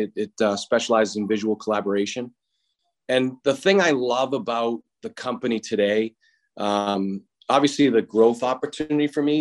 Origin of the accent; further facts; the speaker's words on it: Boston, Massachusetts, United States; growing up in Boston